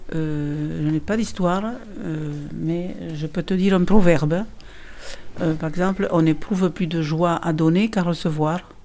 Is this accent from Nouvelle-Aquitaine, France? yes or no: yes; Pardies, Nouvelle-Aquitaine, France; Je suis de Pardis.